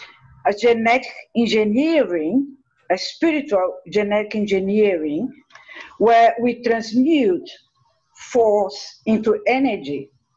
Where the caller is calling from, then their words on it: Resende, Rio de Janeiro, Brazil; I'm talking from Brazil. In Brazil, we have two units of service of Triangle and Goodwill. And one of the group is 30 years old. And the other group was started by a disciple, is going to be this year 43 years old. So in Resende, where I live